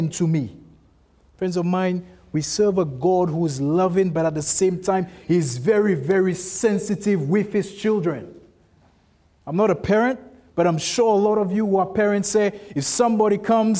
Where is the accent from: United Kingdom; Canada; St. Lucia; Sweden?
St. Lucia; I'm from St. Lucia